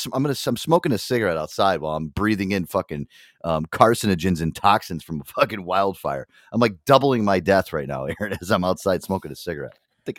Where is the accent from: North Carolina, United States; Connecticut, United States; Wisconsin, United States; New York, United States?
Connecticut, United States; I'm from Connecticut